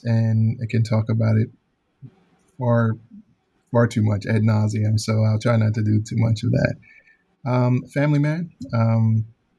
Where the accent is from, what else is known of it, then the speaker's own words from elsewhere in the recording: Chicago, Illinois, United States; moved away as an adult; also born or lived in Alabama; Born and raised in Chicago, grew up there in the public school setting